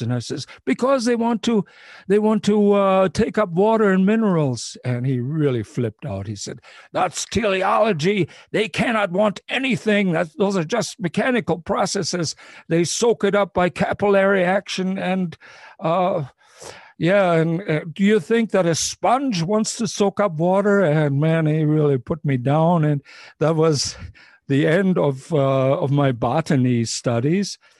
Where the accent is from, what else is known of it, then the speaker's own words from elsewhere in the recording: Ohio, United States; when I grew up in Ohio